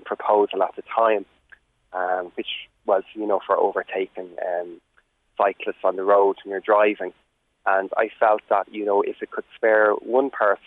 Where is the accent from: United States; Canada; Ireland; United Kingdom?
Ireland; North County Dublin, Leinster; I'm from North County Dublin, a rural part, just outside the Knoll village